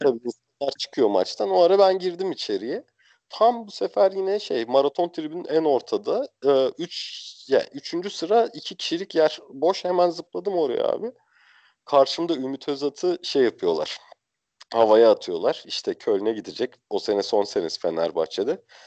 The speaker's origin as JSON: {"language": "Turkish", "region": "Bursa", "country": "Turkey", "said": "ben Bursalıyım normalde."}